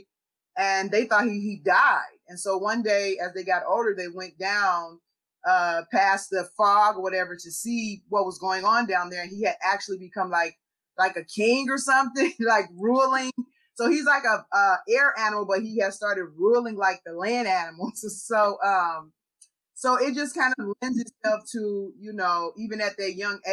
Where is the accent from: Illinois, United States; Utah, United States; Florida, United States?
Illinois, United States; Chicago; I grew up in Chicago in the hood